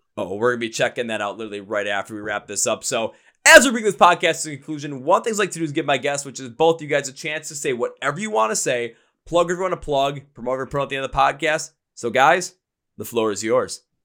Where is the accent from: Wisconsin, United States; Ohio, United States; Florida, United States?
Wisconsin, United States; Milwaukee; I'm from Milwaukee, Wisconsin. I'm from where beer is like water here